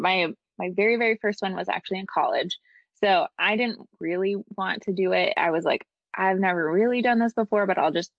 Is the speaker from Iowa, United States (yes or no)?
yes; Iowa, United States; moved away as an adult; also born or lived in Los Angeles, California; I'm from Iowa, people started seeing me do this and they started flying me back to Iowa to shoot weddings